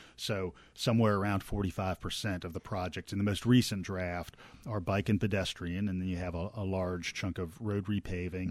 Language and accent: English; Norfolk, Virginia, United States; now in Athens, United States; growing up in Norfolk, Virginia